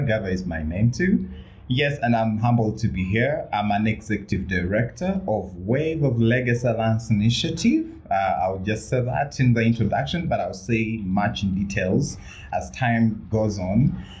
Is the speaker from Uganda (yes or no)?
yes; Uganda; moved away as an adult; I'm a Ugandan and I come from Uganda